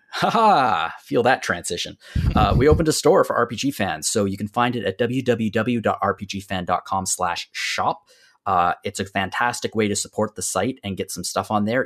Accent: Canadian Maritimes, Canada; as a Canadian maritimer

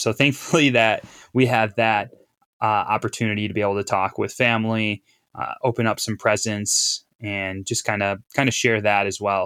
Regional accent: Appleton, Wisconsin, United States; moved away as an adult; also born or lived in Duluth, Minnesota; I grew up in Appleton, Wisconsin

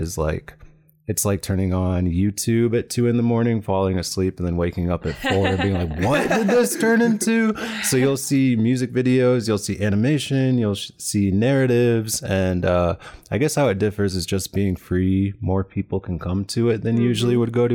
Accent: Des Moines, Iowa, United States; moved away as an adult; also born or lived in Chicago; now in San Francisco Bay Area, United States; But I grew up here in Des Moines and I moved to Chicago for school, went to the Bay Area after

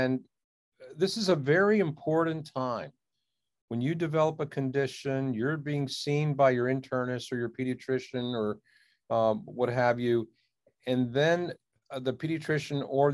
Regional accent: Washington, District of Columbia, United States; also born or lived in India; I came to this country when I was a year old. And, my parents really came searching for a healthcare solution for a problem in the family. And lo and behold, I grew up in the Washington, D.C. area

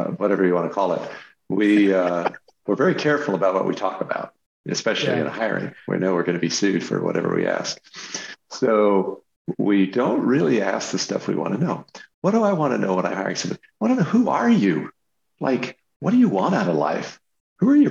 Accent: the West, Western United States, United States; I grew up in the West

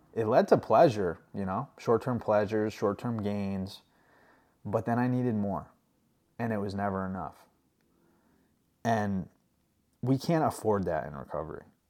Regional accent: New York, United States; moved away; I'm from New York, not New York City, but about an hour from the city, and I didn't grow up with farms

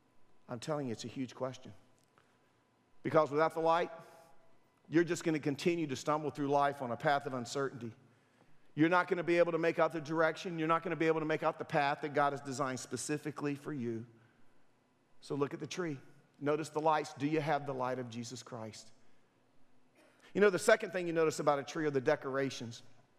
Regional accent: Durham, North Carolina, United States; when I was a teenager, I grew up in Durham, and some of my friends, we decided to go out to Lake Mickey and camp out on a Friday night.

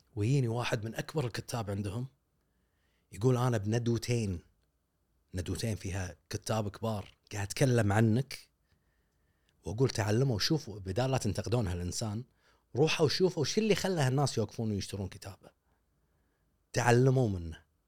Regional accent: Kuwait; عندنا بالكويت

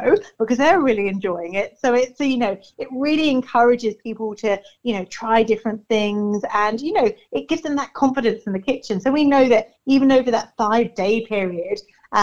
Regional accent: England, United Kingdom; now in Ipswich, Australia; I'm English

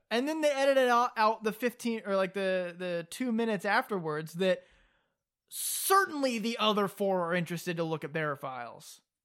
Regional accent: the South, United States; being from the South

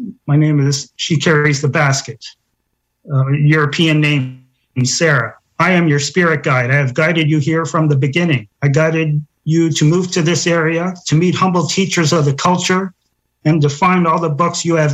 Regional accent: Toronto, Ontario, Canada; moved away; also born or lived in Belleville, Ontario; I grew up in Toronto, like you said, and I moved east of there to the Belleville area

